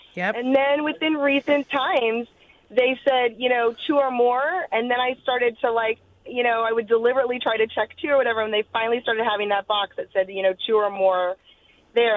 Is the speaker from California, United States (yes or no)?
yes; South Bay, Bay Area, California, United States; I grew up in the Bay Area, um, in like South Bay